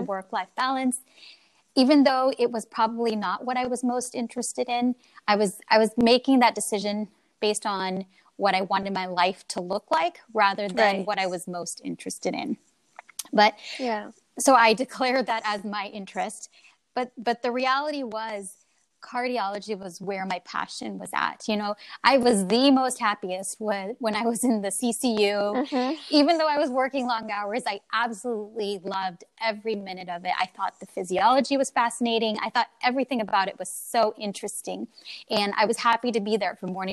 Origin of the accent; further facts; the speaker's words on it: Oregon, United States; moved away as an adult; also born or lived in Illinois / Texas; now in Philadelphia, United States; I grew up mainly in Oregon